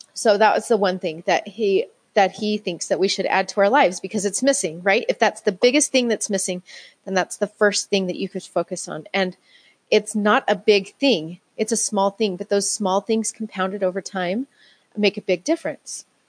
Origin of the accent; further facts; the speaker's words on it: Utah, United States; I grew up in Utah, and this is where that's where I live right now.